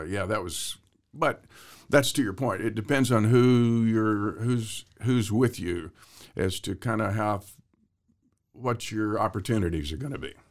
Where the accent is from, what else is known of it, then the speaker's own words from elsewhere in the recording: Waco, Texas, United States; moved away; also born or lived in Hollywood; I grew up in Texas